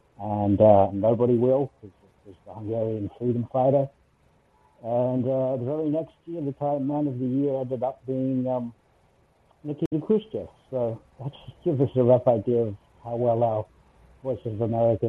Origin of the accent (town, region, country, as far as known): Australia